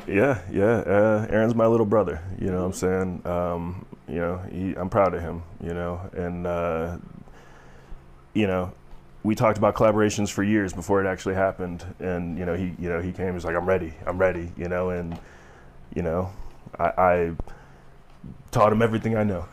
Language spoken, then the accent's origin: English; Chicago, Illinois, United States; now in Colorado, United States; growing up in Chicago